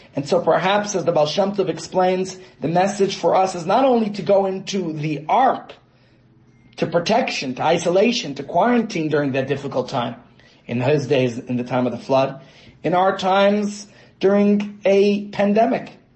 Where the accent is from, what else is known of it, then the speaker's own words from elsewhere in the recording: New York, United States; my hometown of New York